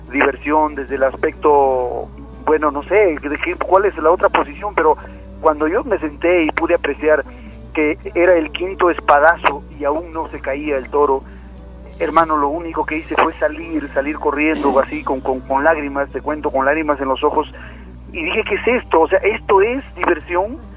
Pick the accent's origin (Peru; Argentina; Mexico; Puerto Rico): Peru; Cajamarca; aquí en Cajamarca, después que he venido después de mucho tiempo a visitar a mi tierra, he encontrado muchísimo cambio